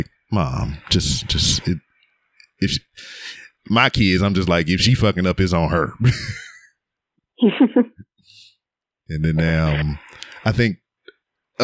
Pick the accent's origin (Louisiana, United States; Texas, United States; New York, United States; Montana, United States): Louisiana, United States; Lake Charles; moved away; I was born and raised in Lake Charles, Louisiana